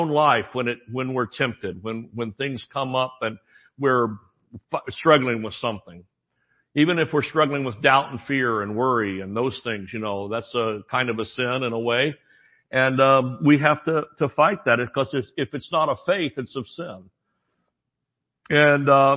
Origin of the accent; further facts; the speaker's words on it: Thomasville, United States; I was born on Friday and mother took me to church in Thomasville